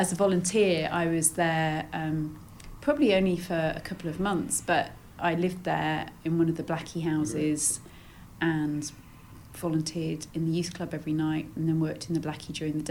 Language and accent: English; United Kingdom; we're British